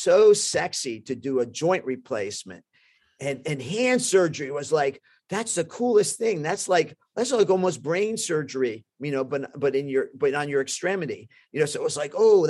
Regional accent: New York, United States; also born or lived in Bronx; I was born in Manhattan. We were in the Bronx at the time.

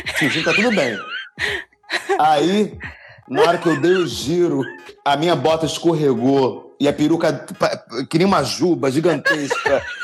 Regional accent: Niterói, Rio de Janeiro, Brazil; now in Rio de Janeiro, Brazil; Hoje eu moro aqui no Rio, mas eu sou de Niterói, que também é Rio, mas só que é, é município diferente

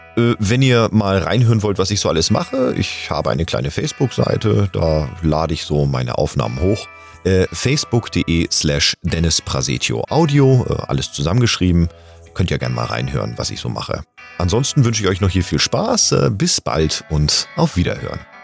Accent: Hamburg, Germany; now in Bühl, Germany; gebürtiger Hamburger

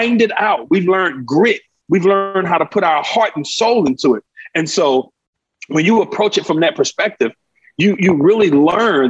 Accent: St. Louis, Missouri, United States; now in Humble, United States; I grew up in North St. Louis, very poor community

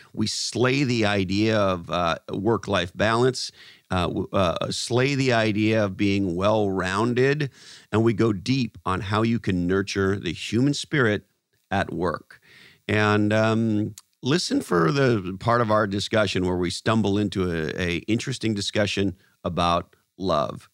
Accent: Canada; moved away; also born or lived in United States; I was born in Canada, lived in, in the United States of America for uh, in excess of twenty years, but I'm of Scottish descent

